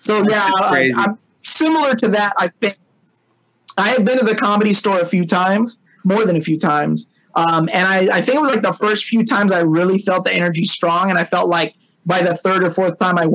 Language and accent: English; Long Beach, California, United States; I grew up in California, Long Beach, California